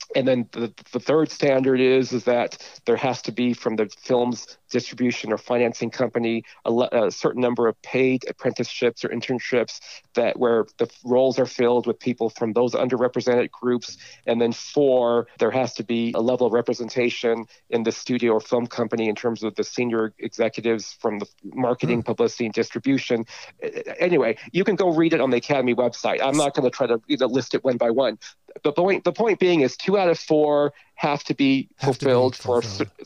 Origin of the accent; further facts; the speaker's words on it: Southern California, United States; I grew up in Southern California